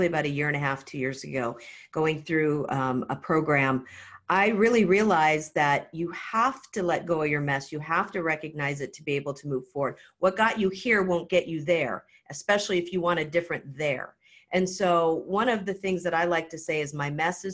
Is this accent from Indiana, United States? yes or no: no; Hawaii, United States; I actually used to be a professional hula dancer growing up in Hawaii